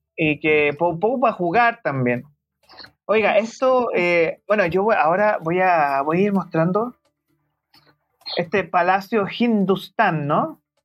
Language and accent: Spanish; Santiago, Santiago Metropolitan Region, Chile; siendo un santiaguino